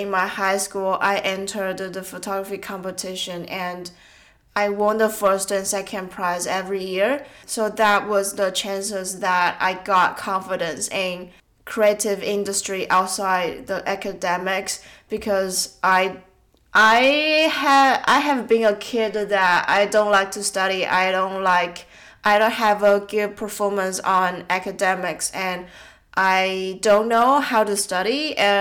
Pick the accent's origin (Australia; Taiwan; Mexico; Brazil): Taiwan; I think around 15 years old while I was in Taiwan. I was still in senior high school. My dad went to a photography course in my hometown